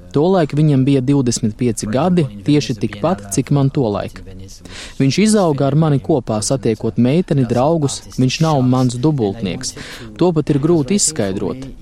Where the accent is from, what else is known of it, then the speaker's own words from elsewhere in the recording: France; es pats esmu francūzis